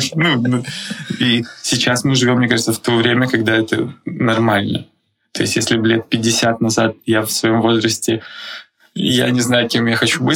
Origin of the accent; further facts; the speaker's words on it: Belarus; now in Prague, Czech Republic; я сам из Беларуси